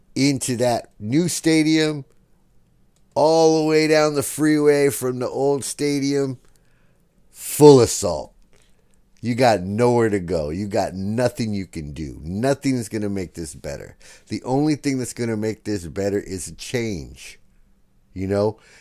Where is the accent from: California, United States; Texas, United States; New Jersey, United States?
California, United States; San Diego; we're from San Diego